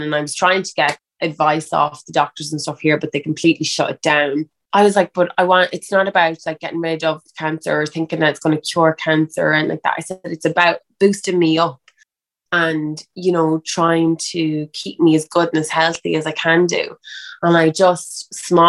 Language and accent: English; Ireland; I'm an Irish girl